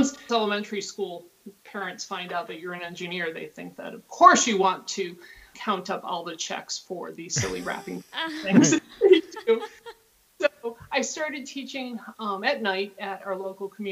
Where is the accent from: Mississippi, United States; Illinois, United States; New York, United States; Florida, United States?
New York, United States; Watertown; moved away as an adult; also born or lived in Utica, New York / San Jose, California; now in Damascus; I'm originally from upstate New York. I grew up was born in Utica, or actually Sequoia